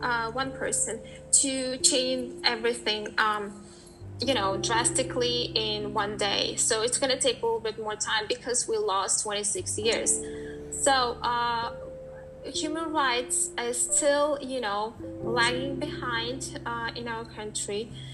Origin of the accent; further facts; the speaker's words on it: Uzbekistan; moved away as an adult; also born or lived in New Hampshire, United States; i came back to uh, from us back to my home country and living here for four months i see that uh, we were we were our country uzbekistan was a part of the U, uh, soviet union